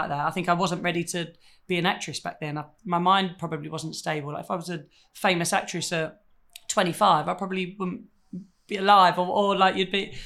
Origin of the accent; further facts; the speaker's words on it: United Kingdom; being British